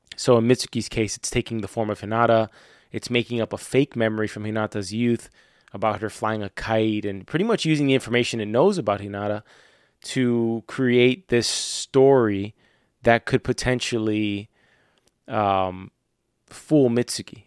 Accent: Florida, United States; I'm from Florida

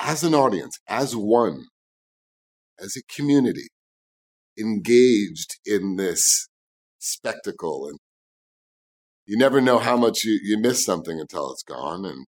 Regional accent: New York City, New York, United States; I grew up in New York City

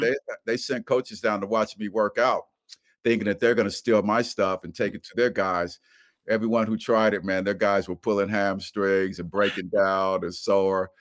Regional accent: Dayton, Ohio, United States; my hometown of Dayton, Ohio

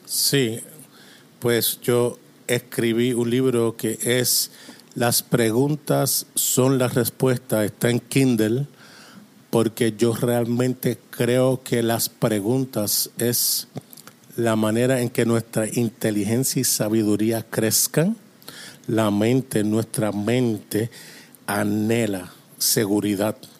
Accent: Toronto, Ontario, Canada; Spanish is a second language; also born or lived in Springfield, Missouri; now in Atlantic Canada, Canada; yo soy de Canadá okay. y vivo en Canadá, así que nací en Toronto, pero ahora vivo en el lado este, en la costa este

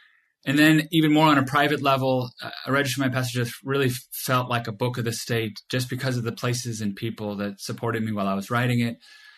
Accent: California, United States; I was born here in California, and I've spent most of my life here

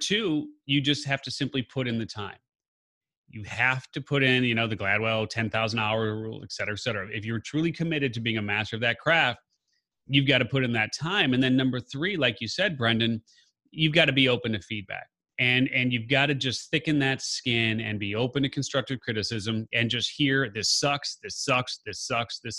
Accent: Chicago, Illinois, United States; I'm a Chicagoan

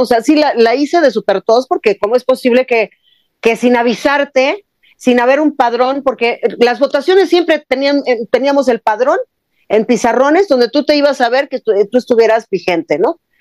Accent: Mexico; como mexicana

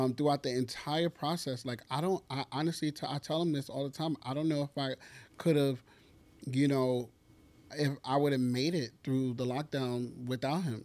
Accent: New York, United States; as a New Yorker

